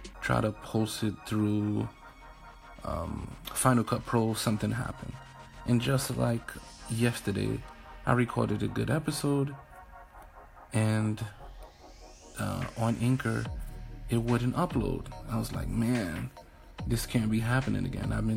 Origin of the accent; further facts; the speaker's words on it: New York City, New York, United States; moved away as an adult; also born or lived in Albany, New York / Atlanta, Georgia / Hoover, Alabama; now in New Jersey, United States; I am from New York City, raised in Harlem, Brooklyn as well, Brooklyn, New York. Like I said, born and raised there.